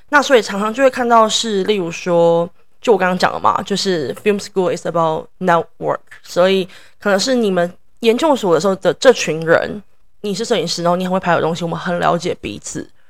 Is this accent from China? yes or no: no; Taiwan; moved away as an adult; now in New York, United States; 因为我在台湾长大，在台湾念大学